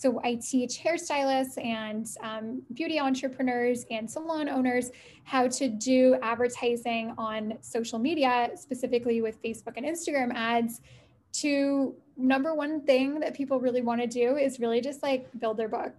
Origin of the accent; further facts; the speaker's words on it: Canada; also born or lived in Italy; So I am in Canada. I'm Canadian. I live in Ottawa.